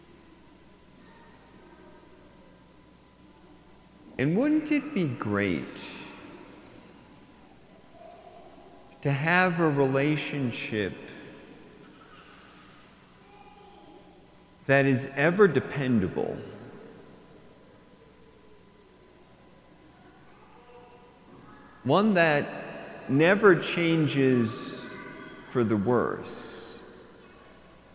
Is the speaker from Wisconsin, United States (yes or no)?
yes; Appleton, Wisconsin, United States; moved away; I grew up in Appleton, Wisconsin